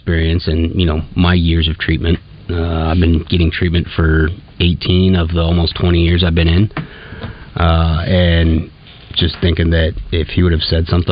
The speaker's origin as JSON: {"language": "English", "town": "Arlington", "region": "Texas", "country": "United States", "said": "I'm from Arlington, Texas"}